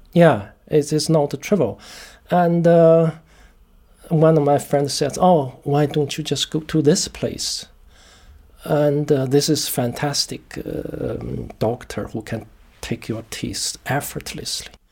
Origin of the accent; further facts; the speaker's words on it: China; moved away as an adult; now in United Kingdom; I was born in China